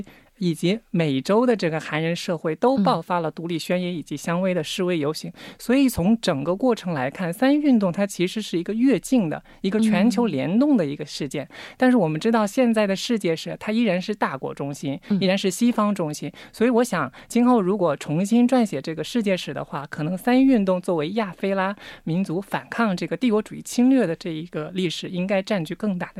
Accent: Wenzhou, Zhejiang, China; moved away as an adult; now in South Korea; 然后我来自浙江温州，在国内读的本科、硕士，硕士毕业以后来这里留学。

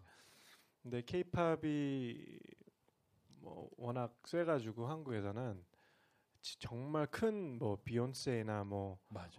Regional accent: United States; now in Seoul, South Korea; 저 고향은 미국이잖아요

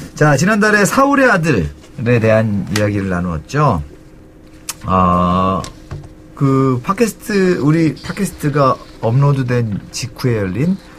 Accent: South Korea; 우리나라에서 자구 어, 나고 자란 사람들

